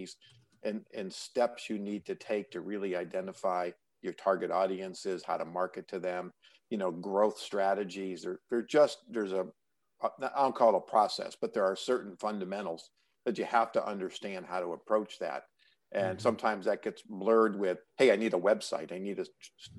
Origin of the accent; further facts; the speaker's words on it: New York, United States; now in California, United States; I live in California, but I grew up in New York